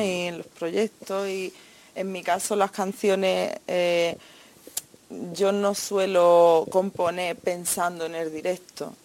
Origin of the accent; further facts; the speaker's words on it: Andalusia, Spain; yo soy andaluza